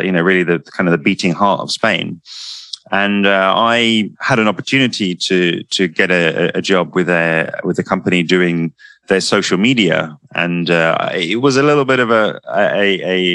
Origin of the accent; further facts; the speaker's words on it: London, United Kingdom; I'm from London